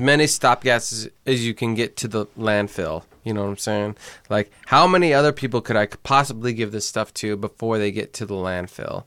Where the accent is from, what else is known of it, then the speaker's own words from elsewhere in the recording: Indiana, United States; I come from Indiana